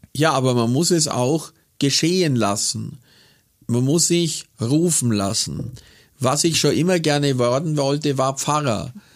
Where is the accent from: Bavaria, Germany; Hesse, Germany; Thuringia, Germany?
Bavaria, Germany; Kaufering; born or raised there; also born or lived in Buchloe; now in Augsburg, Germany